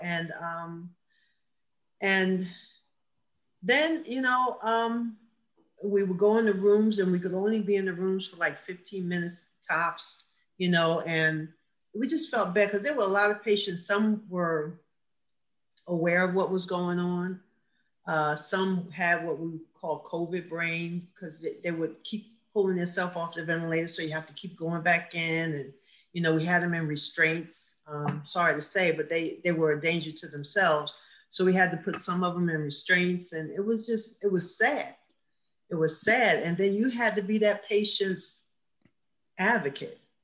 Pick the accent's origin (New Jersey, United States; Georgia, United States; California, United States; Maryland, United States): New Jersey, United States; Asbury Park; also born or lived in Neptune, New Jersey; that's where we kind of grew up. So I'd say I'm from Asbury, but I went to Neptune schools because I spent a lot of time at my grandmother's